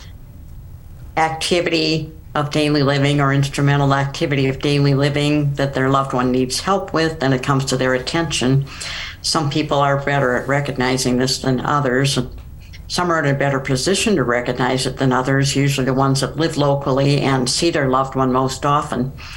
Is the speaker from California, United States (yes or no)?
no; Minnesota, United States; moved away as an adult; also born or lived in St. Louis, Missouri / Sioux Falls, South Dakota; now in Rapid City, United States; I grew up in Minnesota